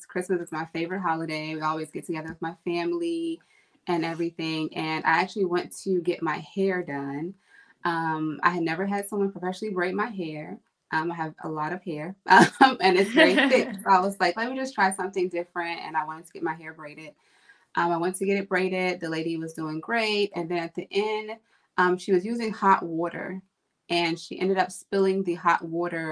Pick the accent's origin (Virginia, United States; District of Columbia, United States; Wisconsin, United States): Virginia, United States; moved away; I'm originally from Virginia.